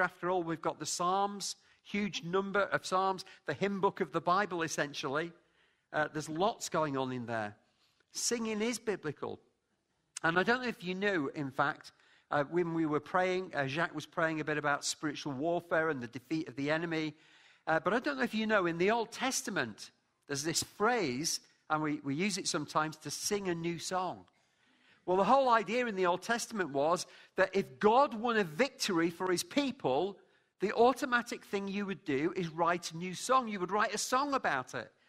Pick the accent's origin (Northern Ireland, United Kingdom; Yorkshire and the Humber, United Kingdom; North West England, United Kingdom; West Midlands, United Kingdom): North West England, United Kingdom; Lancashire; also born or lived in London, United Kingdom; now in Scotland, United Kingdom; I'm from Lancashire.